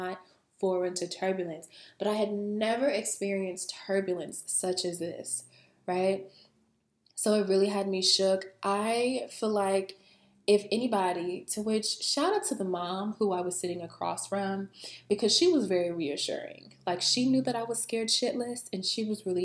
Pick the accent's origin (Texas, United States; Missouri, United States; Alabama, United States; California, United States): Alabama, United States; I'm from Alabama, okay? Where I'm from, we have a very, very tiny airport.